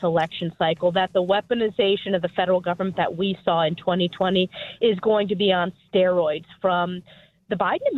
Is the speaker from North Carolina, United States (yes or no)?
no; New York, United States; my home state of New York